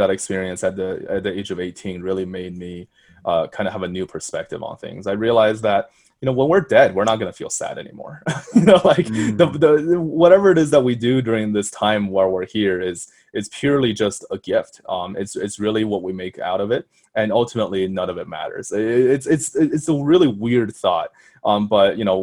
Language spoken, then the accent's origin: English; Colorado, United States; also born or lived in China; I'm from Colorado